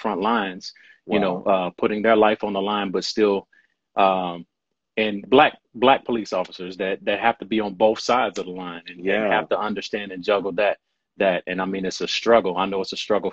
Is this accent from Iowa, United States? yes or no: no; Louisville, Kentucky, United States; I'm born and raised in Louisville, Kentucky.